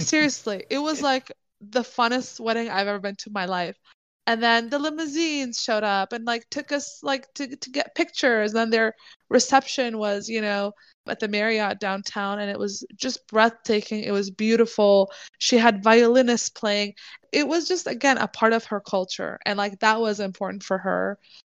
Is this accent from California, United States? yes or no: yes; Bay Area, California, United States; I grew up in the Bay Area